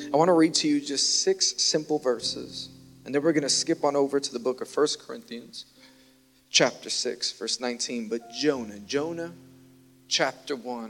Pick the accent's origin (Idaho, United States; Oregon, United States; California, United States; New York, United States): New York, United States; New York City; I'm from Queens